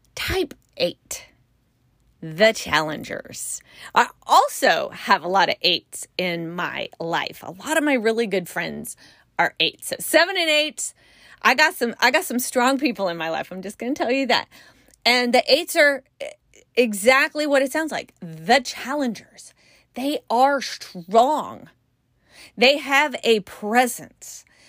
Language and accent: English; California, United States; I'm from California